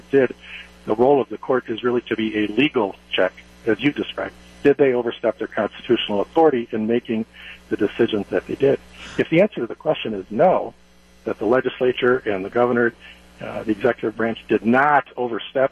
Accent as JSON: {"language": "English", "area": "Sauk County", "region": "Wisconsin", "country": "United States", "tie": "born or raised there", "said": "I grew up in Baird. Baird was my hometown, and it's been a real privilege to serve my hometown of Baird and the surrounding area in Sauk County"}